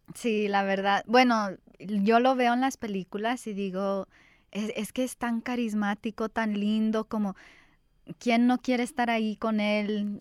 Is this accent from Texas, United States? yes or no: no; Los Angeles, California, United States; yo crecí aquí en Los Ángeles